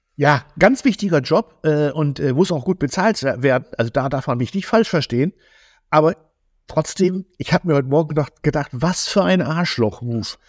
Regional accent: Zetel, Lower Saxony, Germany; bei uns hier direkt in Zetel, wo ich herkomme

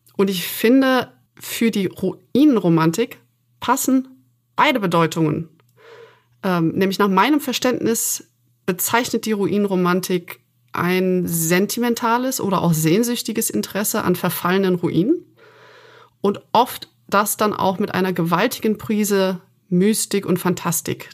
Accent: Aachen, North Rhine-Westphalia, Germany; mit denen ich aufgewachsen bin in Aachen

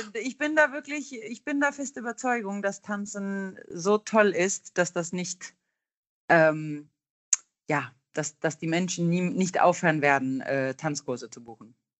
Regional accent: Gothenburg, Västra Götaland, Sweden; German is a second language; now in Hamburg, Germany; ich stamme aus Göteborg, ist ja auch unser Hafenstadt in Schweden

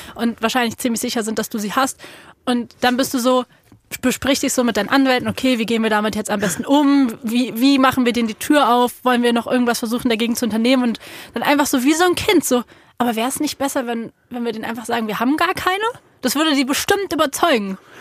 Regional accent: Berlin, Germany; ich bin ja in Berlin aufgewachsen

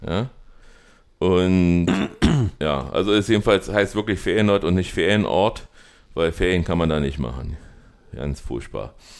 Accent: East Germany, Germany; wo wir herkommen, wir kommen aus Ostdeutschland

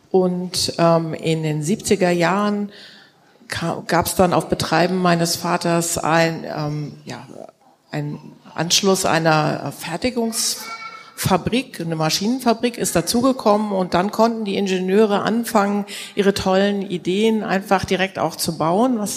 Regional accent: Kiel, Schleswig-Holstein, Germany; Ja, also ich bin Kieler Familienunternehmerin

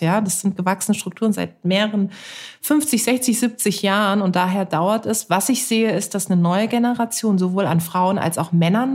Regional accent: Karlsruhe, Baden-Württemberg, Germany; moved away; ich bin in Karlsruhe geboren und aufgewachsen und meine Eltern sind da auch noch

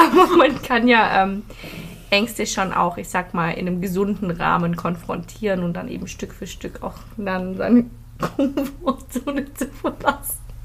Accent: Philippines; now in Germany; Ich bin auf den Philippinen aufgewachsen

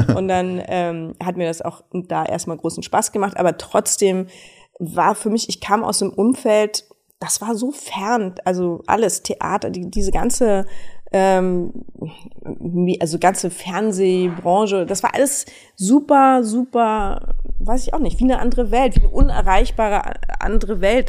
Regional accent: Berlin, Germany; Berlin ist meine Heimat. Ich bin hier groß geworden

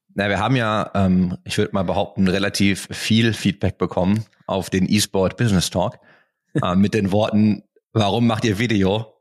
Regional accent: Duisburg, North Rhine-Westphalia, Germany; now in Berlin, Germany; komme ich aus Duisburg. Aus dem wunderschönen Duisburg.

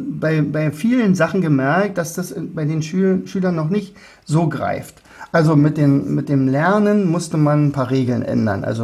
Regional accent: Austria; Also würde ich freuen als Österreicher.

